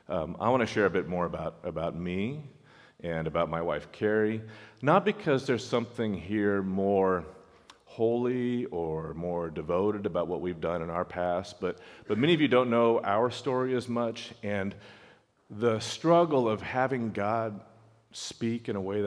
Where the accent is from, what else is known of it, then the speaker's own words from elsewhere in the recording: California, United States; So we're West Coast kids. Some of you have heard us say that before. I grew up in California.